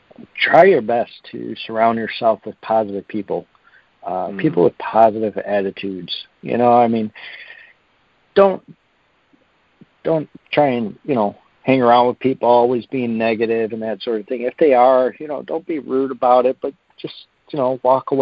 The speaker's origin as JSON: {"language": "English", "country": "United States", "said": "being an American"}